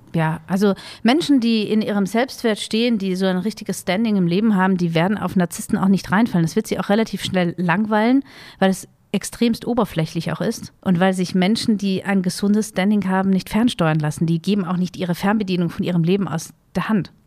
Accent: Vienna, Austria; ich bin ja in Wien groß geworden

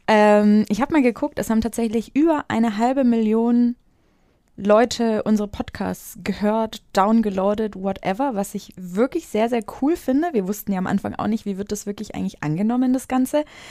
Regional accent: Franconia, Bavaria, Germany; ich komme aus Franken. Ich komme nicht aus Bayern.

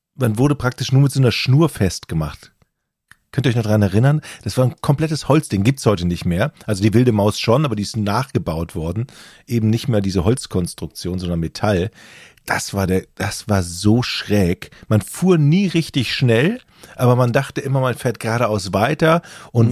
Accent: Düsseldorf, North Rhine-Westphalia, Germany; Ich komme ja aus Düsseldorf

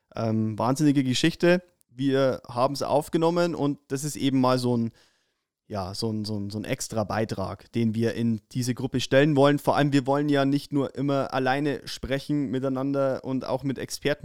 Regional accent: Upper Palatinate, Bavaria, Germany; bei uns in der Oberpfalz

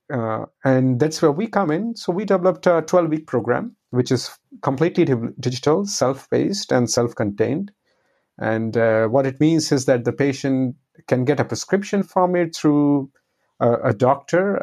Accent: India; now in Netherlands; I'm originally from India, and uh, now I'm uh, living in the Netherlands.

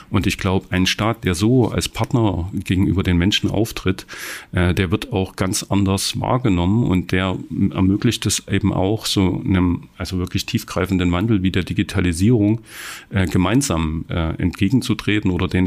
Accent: Saxony, Germany; Ich bin selber, wie gesagt, im Erzgebirge aufgewachsen.

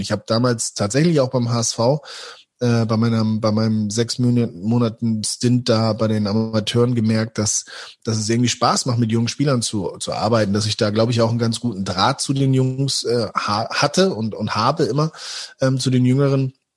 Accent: Hamburg, Germany; moved away as an adult; also born or lived in Osnabrück; now in Dortmund, Germany; weil es meine Heimatstadt ist

